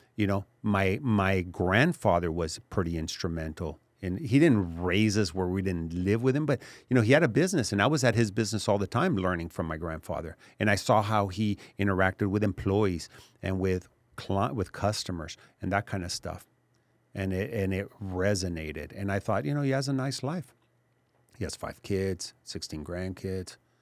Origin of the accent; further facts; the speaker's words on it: Laredo, Texas, United States; also born or lived in Mexico City, Mexico; I grew up in Laredo, lived in Mexico City also